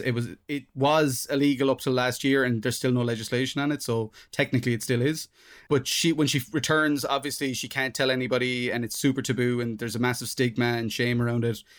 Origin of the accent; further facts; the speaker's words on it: Ireland; being Irish, we're, we're incredibly self-deprecating people